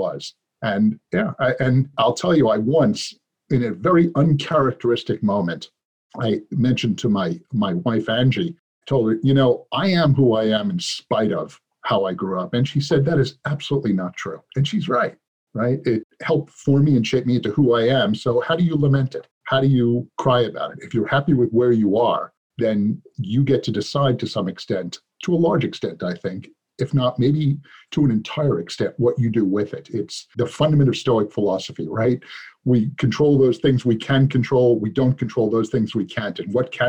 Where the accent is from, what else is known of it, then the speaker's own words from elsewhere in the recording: New York City, New York, United States; I grew up on the streets of New York